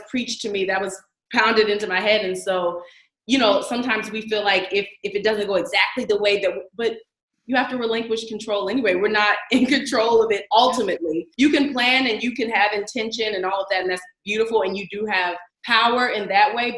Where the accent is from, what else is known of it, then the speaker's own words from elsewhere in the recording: Laurel, Maryland, United States; also born or lived in Washington, D.C. / Atlanta, Georgia; I'm originally from Laurel, Maryland, and I went to high school at Duke Ellington School of the Arts in Washington, D.C.